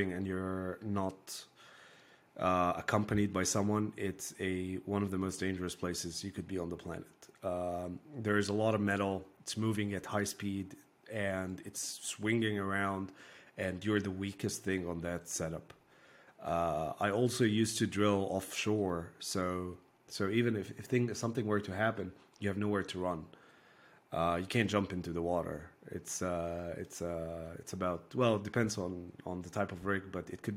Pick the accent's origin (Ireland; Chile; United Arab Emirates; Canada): United Arab Emirates; Abu Dhabi; So I grew up in the UAE. I grew up in Abu Dhabi